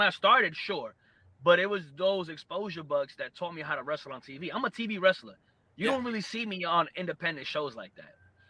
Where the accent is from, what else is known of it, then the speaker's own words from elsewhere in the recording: New York, United States; whether it was in pro wrestling or the Marine Corps or growing up in New York.